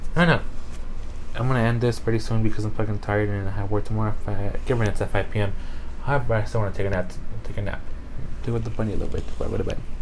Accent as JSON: {"language": "English", "country": "United States", "tie": "born or raised there", "said": "I, my ass was born in America. I am an American citizen"}